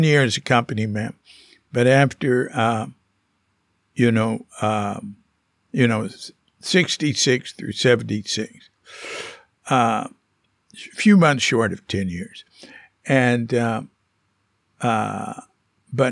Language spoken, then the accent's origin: English; Fort Worth, Texas, United States; I'm from Fort Worth